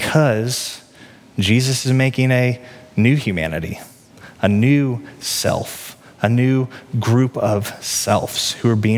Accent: Peculiar, Missouri, United States; moved away as an adult; now in Johnson County, Kansas, United States; I grew up in Peculiar, which is redneck town in Cass County on the Missouri side

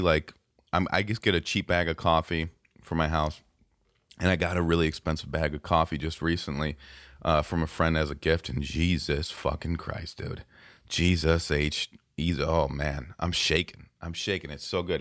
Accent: Racine, Wisconsin, United States; We're from Racine

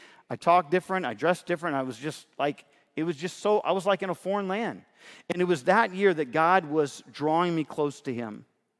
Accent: Fairfield, California, United States; You know, I was raised in Fairfield, California, Northern California.

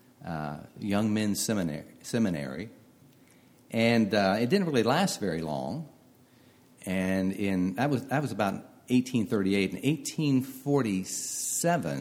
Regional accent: Marietta, Ohio, United States; now in Westerville, United States; I grew up in Marietta, Ohio

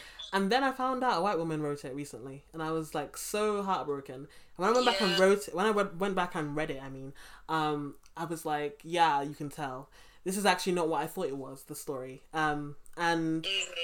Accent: London, United Kingdom; I grew up in Brixton

